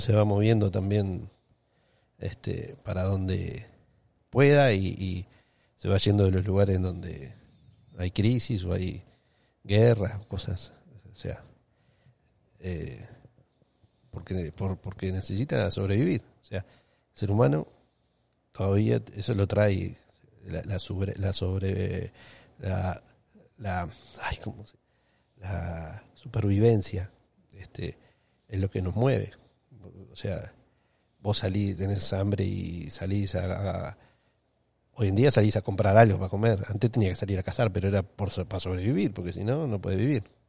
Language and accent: Spanish; Uruguay; moved away as an adult; now in Miami, United States; me quería ir de Uruguay para seguir mm. aprendiendo